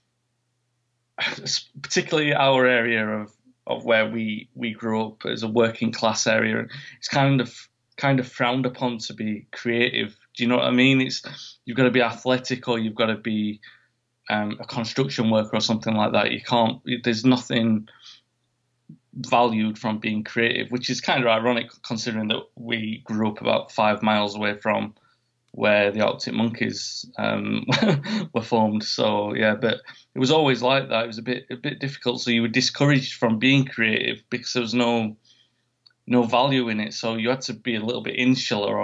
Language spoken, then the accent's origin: English; Sheffield, Yorkshire and the Humber, United Kingdom; my hometown, Sheffield